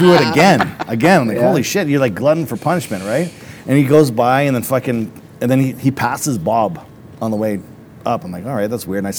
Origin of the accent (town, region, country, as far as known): Canada